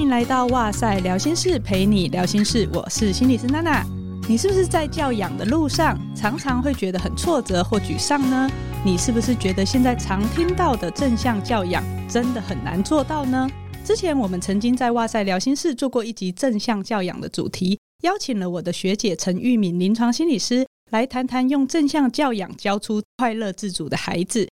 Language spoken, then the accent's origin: Chinese; Hualien, Hualien County, Taiwan; 你知道我在花莲长大，地很大，所以我们的校园就是一个城堡，而且非常大的那种